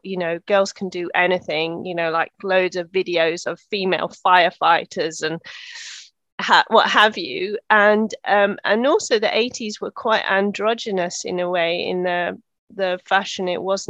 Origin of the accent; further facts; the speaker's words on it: Netherlands; So I grew up in Holland, so my dad was working for the European Space Agency. And so I grew up in the 70s and 80s in Holland